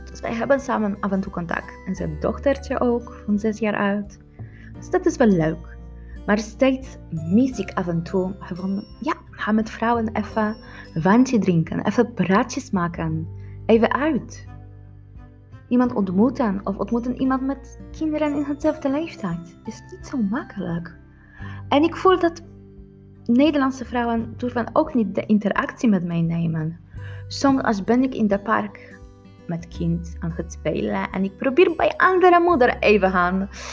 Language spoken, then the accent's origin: Dutch; Poland; Dutch is a second language; moved away as an adult; now in Netherlands; Hoe ik ervaar moederschap als een Poolse vrouw in Nederland